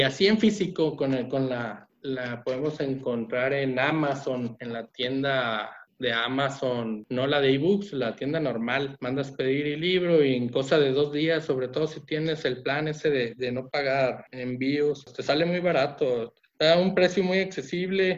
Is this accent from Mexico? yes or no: yes; Mexico; mi país, México.